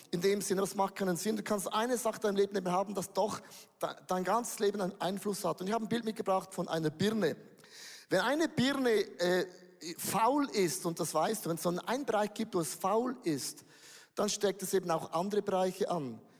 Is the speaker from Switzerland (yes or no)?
yes; Switzerland; zu das bin ich zu wenig gut, auch als ein Schweizer.